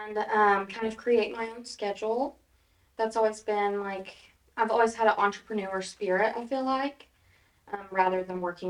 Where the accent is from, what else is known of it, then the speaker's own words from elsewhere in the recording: Stilwell, Oklahoma, United States; moved away as an adult; now in Tahlequah, United States; Originally, I'm from Stillwell